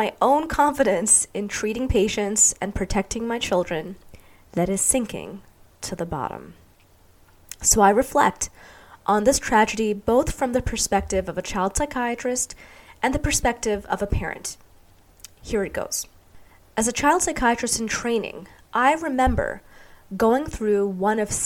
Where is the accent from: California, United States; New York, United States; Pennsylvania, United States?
New York, United States; New York City; moved away as an adult; now in Arizona, United States; I was growing up in New York City